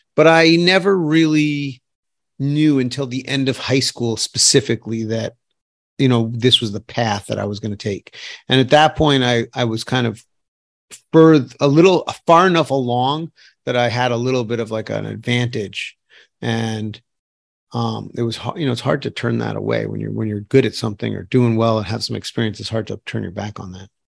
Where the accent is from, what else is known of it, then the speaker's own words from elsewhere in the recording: New York City, New York, United States; I grew up in New York City